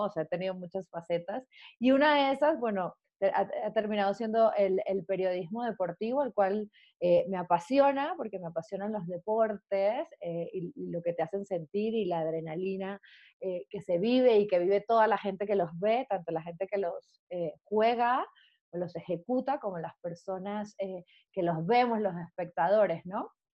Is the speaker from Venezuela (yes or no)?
yes; Venezuela; moved away as an adult; now in Mexico; como buena venezolana